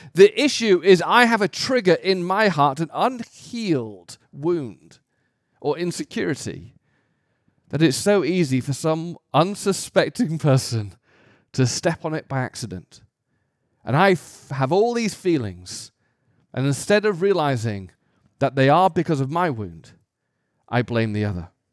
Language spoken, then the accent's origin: English; United Kingdom; as a British person